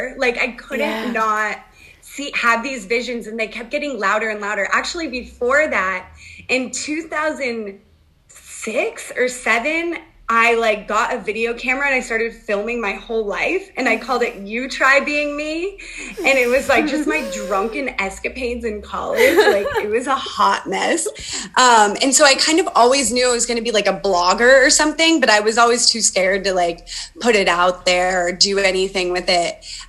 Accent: Sarasota, Florida, United States; I called it Sarah Yoga because I was from Sarasota

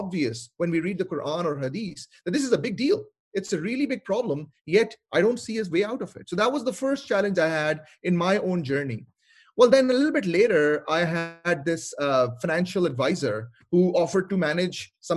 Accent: Lahore, Punjab, Pakistan; moved away as an adult; also born or lived in Montreal, Canada; now in Seattle, United States; I'm originally from Lahore, Pakistan, and I went to study in Montreal in Canada

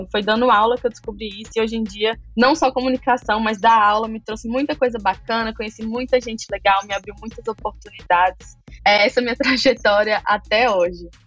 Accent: Maceió, Alagoas, Brazil; Eu sou nordestina, de Alagoas, nasci em Maceió, capital. Nasci e cresci aqui.

